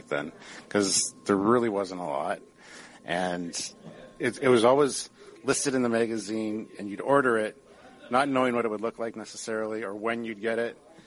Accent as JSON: {"language": "English", "town": "Stratford", "region": "Ontario", "country": "Canada", "tie": "born or raised there", "said": "I grew up outside of Stratford, Ontario"}